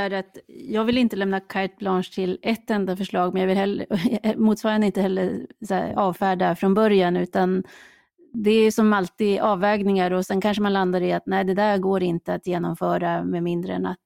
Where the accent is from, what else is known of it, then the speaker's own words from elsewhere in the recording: Gävleborg County, Sweden; Jag är ju från Hälsingland, det är ju vårt landskapsdjur.